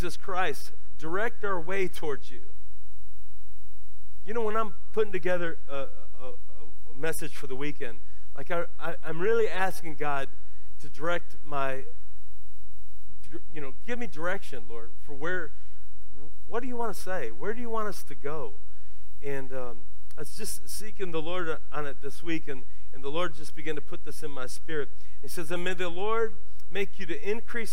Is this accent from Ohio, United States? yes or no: yes; Lorain, Ohio, United States; moved away; When I was a kid, I grew up in Lorain, Ohio